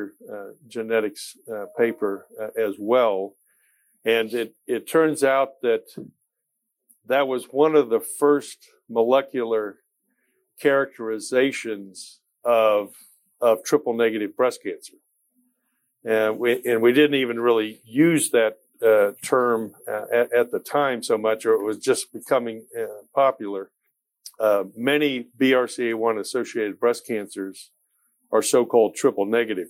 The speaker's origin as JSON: {"language": "English", "town": "Kansas City", "country": "United States", "tie": "born or raised there", "also_born_or_lived": "Nashville, Tennessee", "moved": "as an adult", "said": "Kansas City is my hometown"}